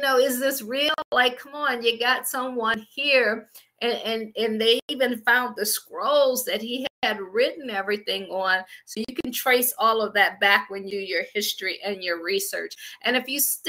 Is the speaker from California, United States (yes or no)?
no; Akron, Ohio, United States; moved away as an adult; also born or lived in Washington, D.C. / Baltimore / Pittsburgh; I'm from Akron, Ohio. I always say I grew up shy, shelter, and in church basically 6 days a week.